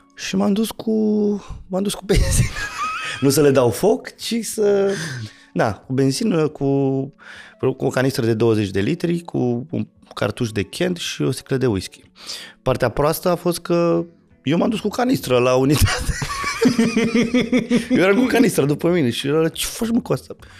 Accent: Petroșani, Hunedoara County, Romania; fiind din Petroșani, eram rocker

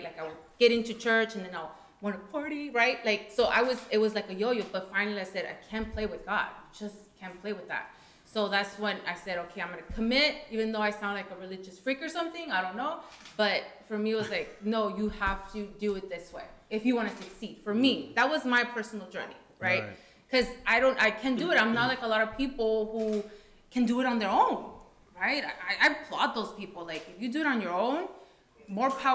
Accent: Coachella, California, United States; also born or lived in Washington; I can't run away from Coachella no more. I can't run away from the Valley anymore. I have to stay home

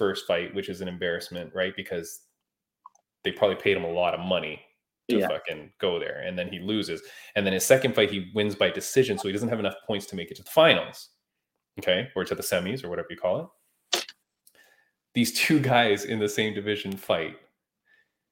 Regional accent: Canada; I'm Canadian.

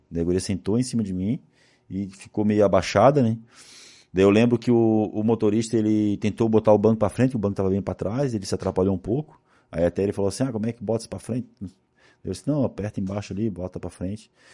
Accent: Florianópolis, Santa Catarina, Brazil; E como eu sou de Florianópolis, eu fui criado

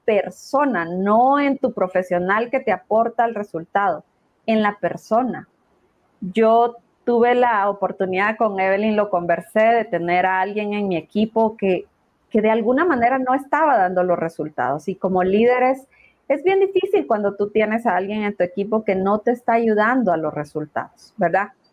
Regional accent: Guatemala; como guatemaltecos

